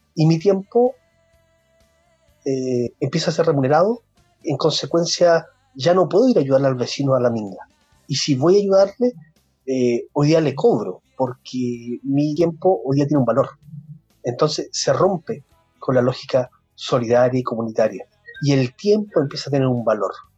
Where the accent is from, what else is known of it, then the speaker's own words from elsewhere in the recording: Santiago, Santiago Metropolitan Region, Chile; moved away as an adult; now in Castro, Chile; Yo nací en Santiago y me vine hace 11 o 12 años ya a vivir a Chile, Castro